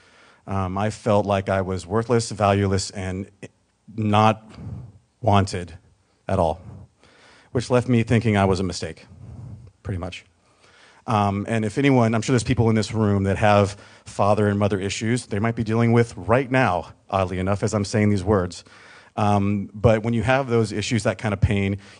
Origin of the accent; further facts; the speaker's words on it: Mississippi, United States; also born or lived in San Diego, California; born in San Diego in 1978, but I was raised in Mississippi.